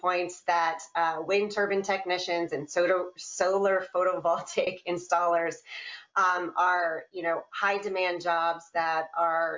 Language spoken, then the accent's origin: English; Iowa, United States; Iowa, importantly my home state